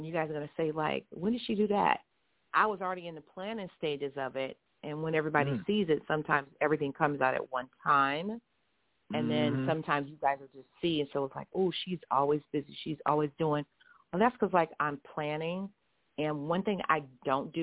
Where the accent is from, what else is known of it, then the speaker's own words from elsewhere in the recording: Texas, United States; also born or lived in Houston / Dallas / Itasca; now in Los Angeles, United States; I live in L.A., but I'm a Southern girl born and raised in Houston, in Dallas, in Itasca